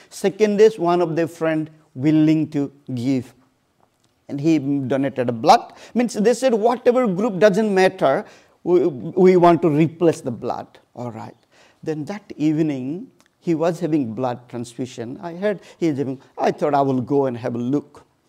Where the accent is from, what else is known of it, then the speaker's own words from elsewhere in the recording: Odisha, India; moved away; I born and brought up in this small family in a very, very remote place